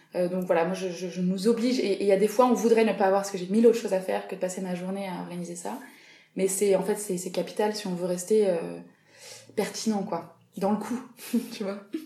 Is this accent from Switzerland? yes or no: no; south of France, France; moved away as an adult; now in Paris, France; je viens du sud de la France